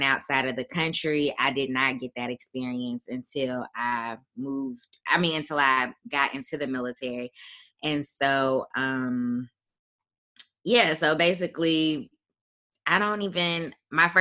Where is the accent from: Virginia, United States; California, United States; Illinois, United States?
Illinois, United States; Chicago; moved away as an adult; I am from Chicago, Illinois, originally